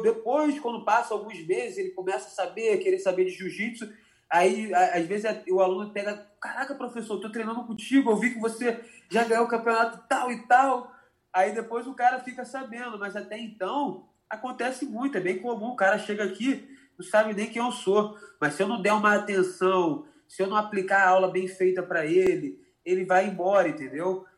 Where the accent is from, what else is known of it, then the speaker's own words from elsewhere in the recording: Macaé, Rio de Janeiro, Brazil; eu sou macaense da Gema, assim, eu gosto muito da minha cidade